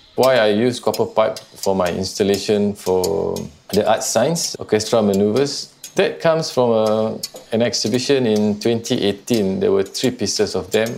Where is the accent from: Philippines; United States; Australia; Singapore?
Singapore; I'm an artist from Singapore.